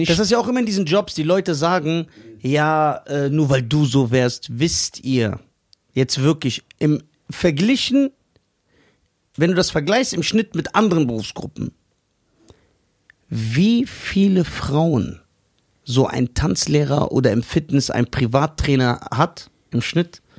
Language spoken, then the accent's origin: German; Mexico; Und deswegen, ich bin doch Mexikaner. Ich weiß doch, wie der Hase läuft.